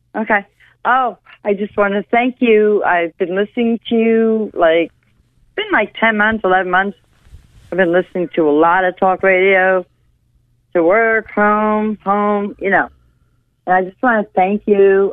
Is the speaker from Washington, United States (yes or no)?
no; New York, United States; moved away as an adult; now in North Carolina, United States; I'm a Yankee. Um, no, I'm from New York State